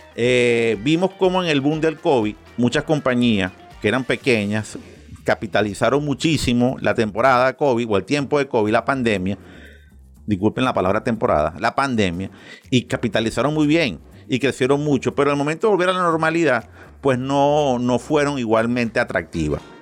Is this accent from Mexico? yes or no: no; Venezuela; Y como yo soy muy venezolano, pero también soy muy colombiano